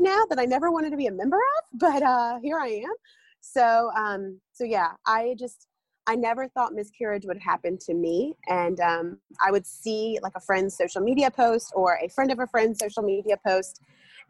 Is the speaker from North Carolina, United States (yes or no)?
yes; North Carolina, United States; I'm from North Carolina